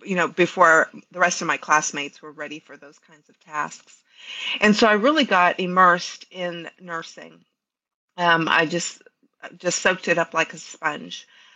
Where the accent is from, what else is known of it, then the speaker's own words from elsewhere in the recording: Canal Zone, Panama; moved away as an adult; I was actually born and raised on the Canal Zone, but my mother was Colombian.